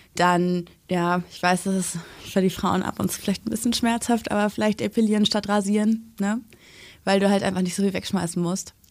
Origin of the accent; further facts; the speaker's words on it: Germany; bei uns in Deutschland